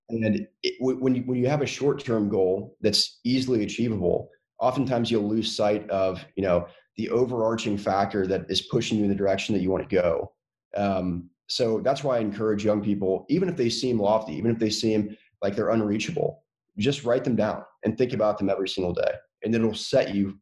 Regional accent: North Carolina, United States; a Southern kid that was born and raised in North Carolina

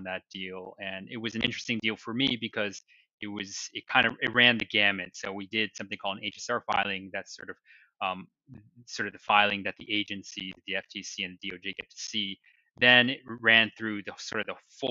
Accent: Taiwan; moved away as an adult; also born or lived in New Jersey / Boston; now in New York City, United States; I was born in New Jersey and I grew up in Taiwan. So I spent all my formative years, first through 12th grade, in Taiwan.

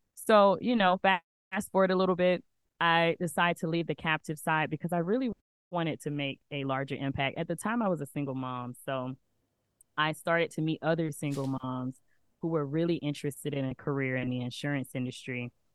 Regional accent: Alabama, United States; moved away as an adult; now in Atlanta, United States; I'm originally from Alabama, where I knew everyone. I had been there my whole life.

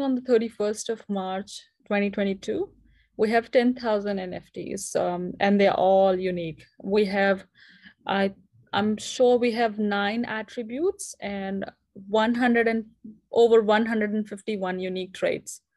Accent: India; moved away as an adult; now in New Zealand; I'm currently based in New Zealand, but I'm originally from India.

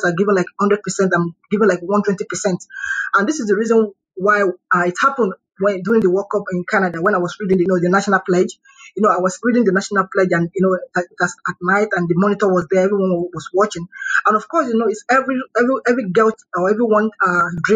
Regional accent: Lagos, Nigeria; I'm from Lagos State

